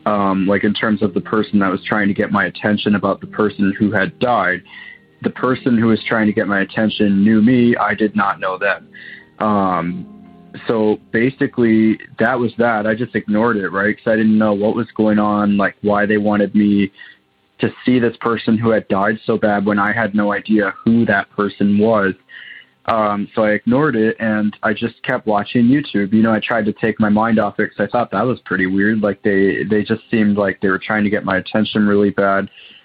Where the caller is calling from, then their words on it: Waterloo, Ontario, Canada; I'm calling from Waterloo, Ontario, Canada.